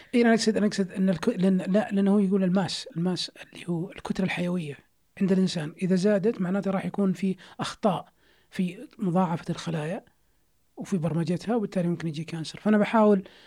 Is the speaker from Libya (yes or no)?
no; Saudi Arabia; إحنا كشعب سعودي